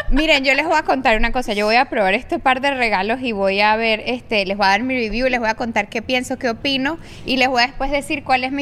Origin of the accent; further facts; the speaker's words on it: San Cristóbal, Táchira, Venezuela; Lo que pasa es que yo soy de San Cristóbal